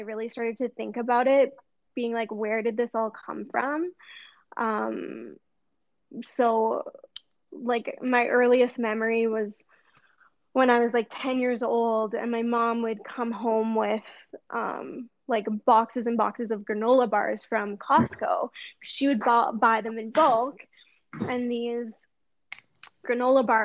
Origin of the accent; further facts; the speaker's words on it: Edmonton, Alberta, Canada; I'm from Edmonton, Alberta, Canada